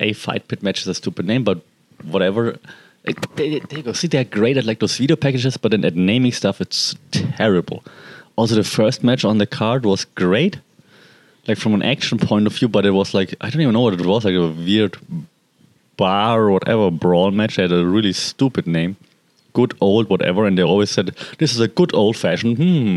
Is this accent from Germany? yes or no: yes; Germany; I'm from Germany